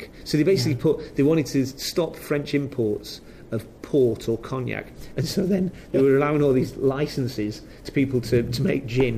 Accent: Preston, North West England, United Kingdom; where I'm from, Preston

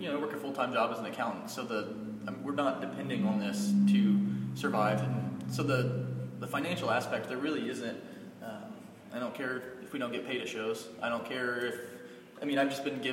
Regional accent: Hydro, Oklahoma, United States; also born or lived in Weatherford, Oklahoma; now in Oklahoma City, United States; I grew up in Hydro, Oklahoma

